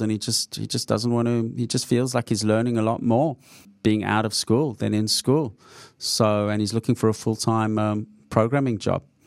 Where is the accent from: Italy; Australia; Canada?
Australia; I'm an Australian coming to San Francisco